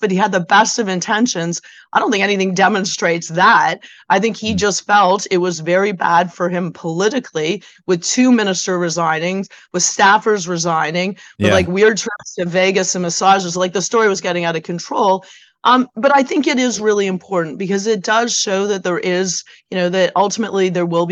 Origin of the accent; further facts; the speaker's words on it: Hamilton, Ontario, Canada; I'm originally from Hamilton, the Hammer